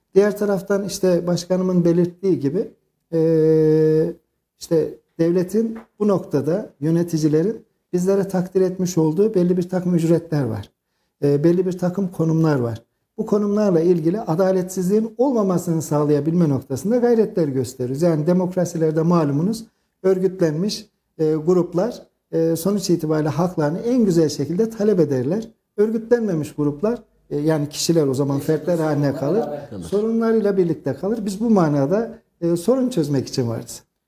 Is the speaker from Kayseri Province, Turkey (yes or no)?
yes; Kayseri, Kayseri Province, Turkey; aslen Ürgüplüyüm ama doğma büyüme Kayserliyim